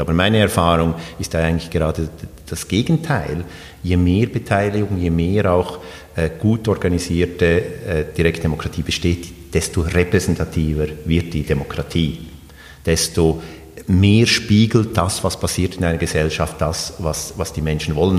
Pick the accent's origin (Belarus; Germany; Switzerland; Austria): Switzerland; moved away; also born or lived in Sweden; ich bin ja in der Schweiz aufgewachsen